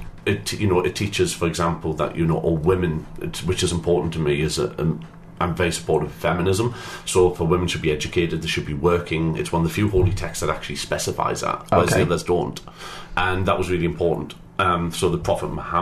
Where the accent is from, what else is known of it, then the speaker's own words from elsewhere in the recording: Newcastle upon Tyne, North East England, United Kingdom; accent: Geordie; I'm from Newcastle